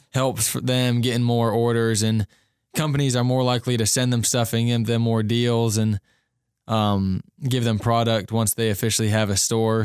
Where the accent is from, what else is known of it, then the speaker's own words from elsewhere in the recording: Cincinnati, Ohio, United States; moved away; I'm a junior from Cincinnati, Ohio